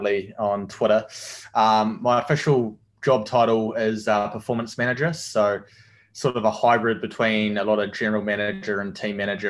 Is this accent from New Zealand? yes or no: yes; Dunedin, Otago, New Zealand; moved away; from Dunedin, a little place called Dunedin in New Zealand, down the bottom of the South Island